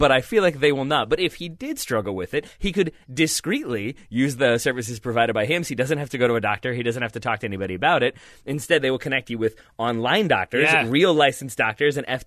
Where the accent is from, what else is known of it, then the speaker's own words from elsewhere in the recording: Richmond, Virginia, United States; an American from Richmond, Virginia